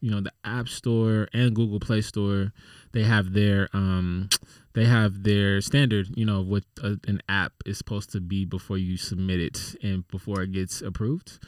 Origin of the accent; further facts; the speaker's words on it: San Antonio, Texas, United States; moved away; I literally was born in San Antonio